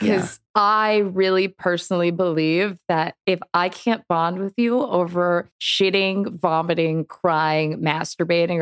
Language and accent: English; Massachusetts, United States; also born or lived in Maine; now in Los Angeles, United States; I was born in Maine, which is mildly cool. And then I grew up in Massachusetts and now I live